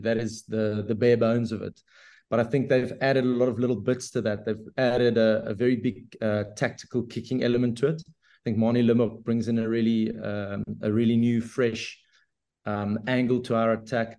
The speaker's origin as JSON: {"language": "English", "country": "South Africa", "said": "being a South African"}